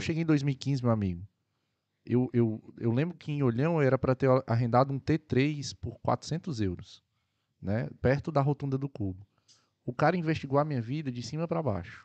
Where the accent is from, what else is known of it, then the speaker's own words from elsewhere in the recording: Ceará, Brazil; also born or lived in Algarve, Portugal; now in Portugal; Sou cearense